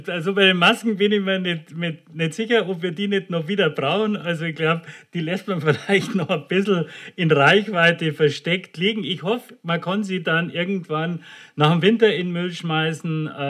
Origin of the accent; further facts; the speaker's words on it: Munich, Bavaria, Germany; now in Klagenfurt, Austria; ich bin ja Münchner, aber zurzeit nicht in München, ich bin in Klagenfurt